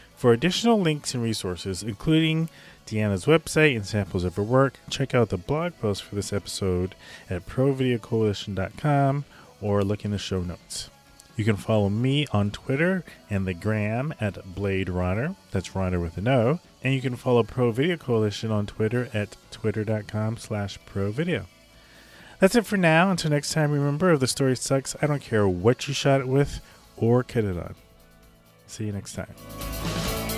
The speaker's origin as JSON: {"language": "English", "country": "United States", "said": "as an American"}